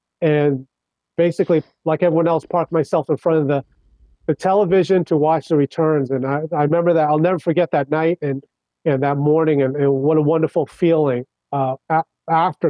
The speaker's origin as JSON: {"language": "English", "town": "Kings Park", "region": "New York", "country": "United States", "tie": "born or raised there", "also_born_or_lived": "Brooklyn, New York", "said": "grew up on Long Island. So I was in Suffolk County"}